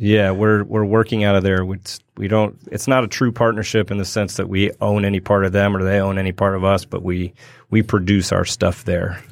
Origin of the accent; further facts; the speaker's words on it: Berkeley, California, United States; moved away as an adult; also born or lived in Spain; I grew up in California, in Berkeley.